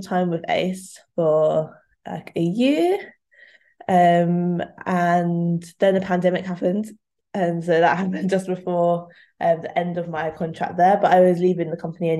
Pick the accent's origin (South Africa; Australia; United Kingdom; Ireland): United Kingdom; London; moved away; I'm from London, also I grew up.